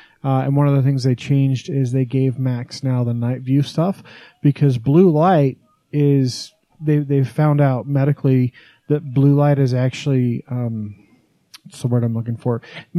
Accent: Wyoming, United States; now in Utah, United States; when I was a kid growing up in Podunk, Wyoming

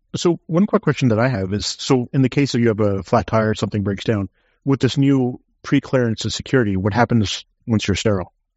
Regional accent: United States; Being an American

